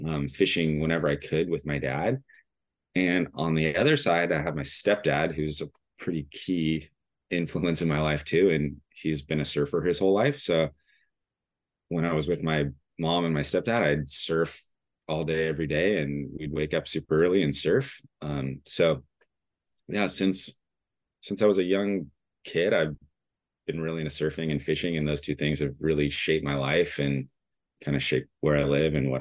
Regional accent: Huntington Beach, California, United States; also born or lived in Dana Point; I grew up in Huntington Beach

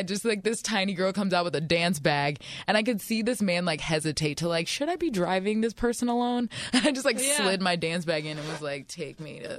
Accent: Baltimore, Maryland, United States; born there; And then my parents live in Florida, and I was born in Baltimore, so everybody else lives there pretty much.

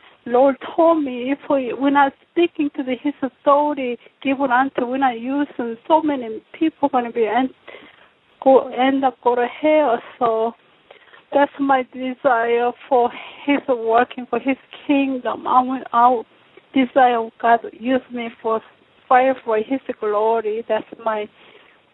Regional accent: South Korea; now in Rogers, United States; Right now, Minnesota, Rogers. I'm from actually South Korea. I'm from South Korea.

